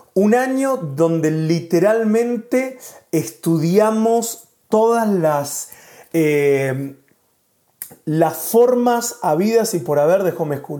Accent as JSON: {"language": "Spanish", "country": "Argentina", "moved": "as an adult", "lives_now": "Spain", "said": "somos de Argentina, pero hace un año y cinco meses que estamos viviendo acá en España"}